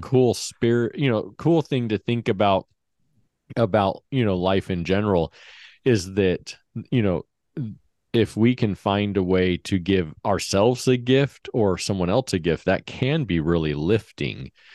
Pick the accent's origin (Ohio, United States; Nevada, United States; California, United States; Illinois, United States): Nevada, United States; Henderson; We grew up in Henderson, so just a suburb of Vegas